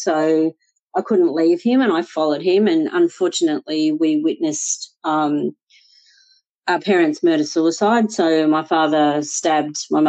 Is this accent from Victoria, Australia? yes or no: yes; Melbourne, Victoria, Australia; born or raised there; moved away as an adult; also born or lived in Sri Lanka; now in Sydney, Australia